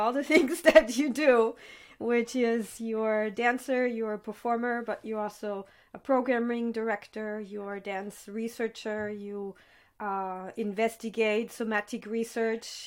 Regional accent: Vienna, Austria; I grew up here in Vienna

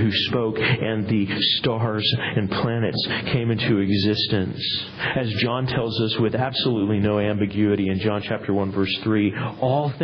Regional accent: United States; as American Christians

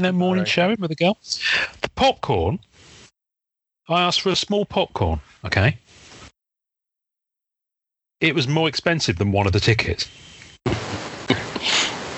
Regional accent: Devon, South West England, United Kingdom; I'm white bread from Devon in England

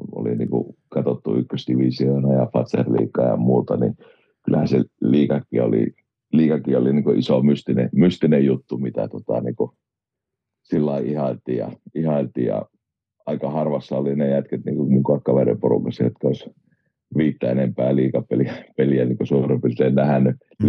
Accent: Oulu, North Ostrobothnia, Finland; also born or lived in Rauma / Kajaani; No Oulustahan mä oon niin ihan alun perin syntynyt ja kotoisin, ja olisiko neljä viien vanha ollut, niin muutettiin perheen kanssa, perheen kanssa jääliin ja sitten jäälissä meni oikeastaan niin kuin nuoruusvuosia, olisiko ollut 18, kun muutettiin sieltä pois.

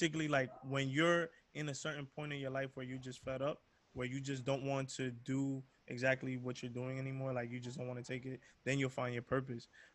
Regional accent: New York City, New York, United States; originally from Harlem, really just grew up around those individuals

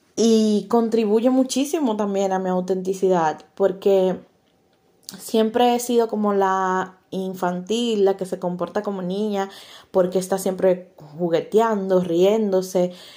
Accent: Dominican Republic; como decimos en mi país, República Dominicana

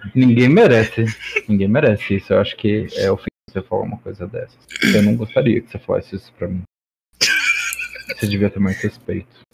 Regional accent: São Paulo, Brazil; uma bicha paulista

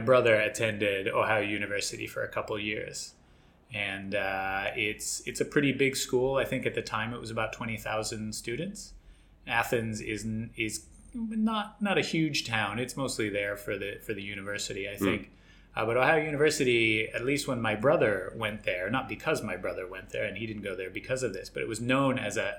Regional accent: Australia; Maybe our listeners don't know, but I grew up in Australia.

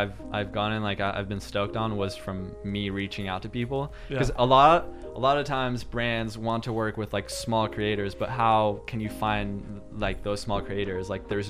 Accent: Quebec, Canada

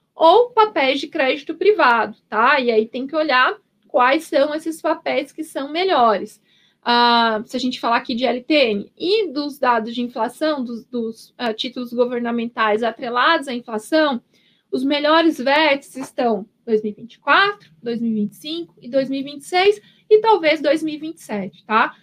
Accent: Paraná, Brazil; now in São Paulo, Brazil; Eu sou, eu sou paranaense

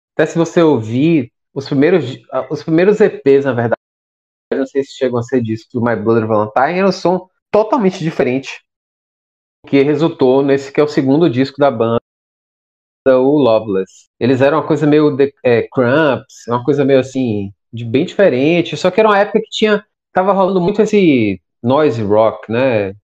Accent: Salvador, Bahia, Brazil; sou daqui de Salvador

